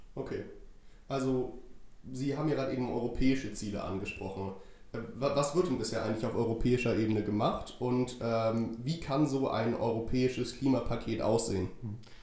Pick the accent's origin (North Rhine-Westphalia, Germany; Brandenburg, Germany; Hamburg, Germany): Hamburg, Germany; ich komme aus Hamburg